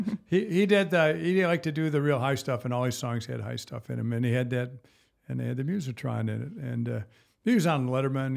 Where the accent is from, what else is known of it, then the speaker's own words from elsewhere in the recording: Battle Creek, Michigan, United States; I grew up around the Battle Creek area, Battle Creek, Michigan.